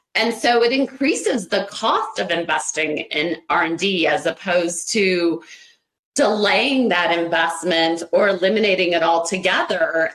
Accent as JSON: {"language": "English", "region": "Ohio", "country": "United States", "tie": "born or raised there", "said": "I was born and raised in Ohio"}